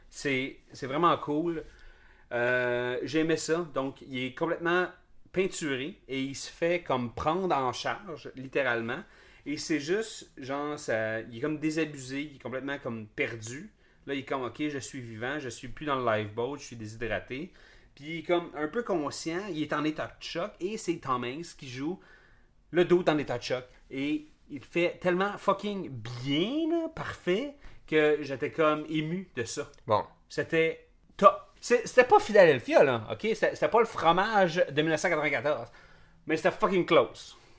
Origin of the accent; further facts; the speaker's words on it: Montreal, Quebec, Canada; en tant que Canadien ou Québécois ou Montréalais